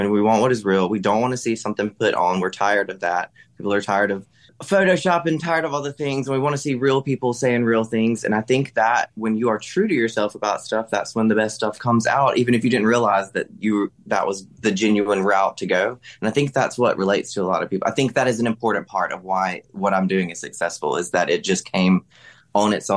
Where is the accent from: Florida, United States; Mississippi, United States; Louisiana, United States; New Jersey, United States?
Mississippi, United States; South; I'm from South Mississippi. I'm Southern.